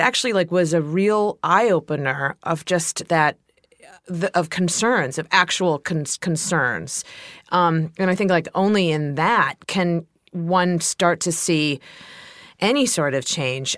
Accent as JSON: {"language": "English", "region": "Ohio", "country": "United States", "moved": "yes", "said": "I'm from Ohio"}